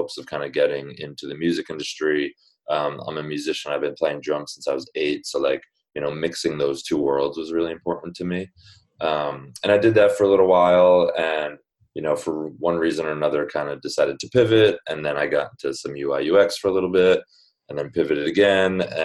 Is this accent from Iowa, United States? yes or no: no; New Jersey, United States; moved away as an adult; now in New York, United States; I grew up in New Jersey, went to college in New Jersey